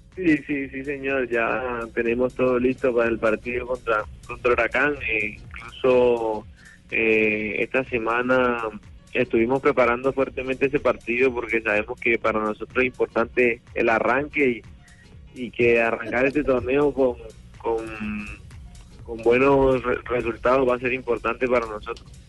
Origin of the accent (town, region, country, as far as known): Colombia; now in Argentina